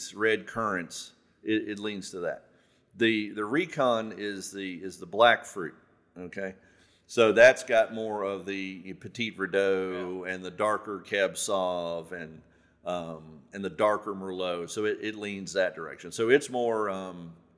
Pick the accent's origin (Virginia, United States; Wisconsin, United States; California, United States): Virginia, United States; Southern; I grew up here. I lived in Southern Virginia my whole life